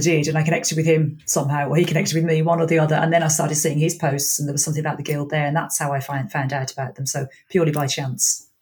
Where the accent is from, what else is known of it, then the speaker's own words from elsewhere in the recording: Birmingham, West Midlands, United Kingdom; now in Ireland; I am from Birmingham in England and I speak English.